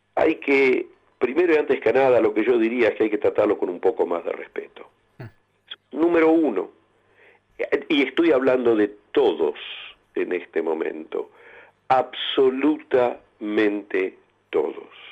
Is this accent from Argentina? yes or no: yes; Argentina; todos como argentinos